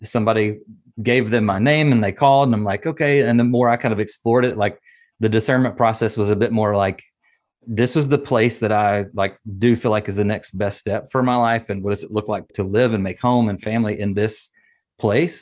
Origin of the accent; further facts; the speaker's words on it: Nashville, Tennessee, United States; accent: Southern; moved away as an adult; now in Atlanta, United States; I'm from Nashville